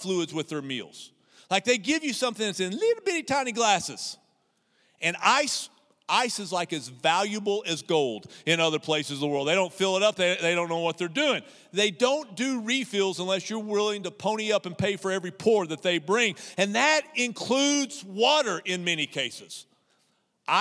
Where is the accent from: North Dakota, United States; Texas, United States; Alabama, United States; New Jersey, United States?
Texas, United States; a small town in the Texas panhandle, United States; now in Abilene, United States; this boy from a small town in the Texas panhandle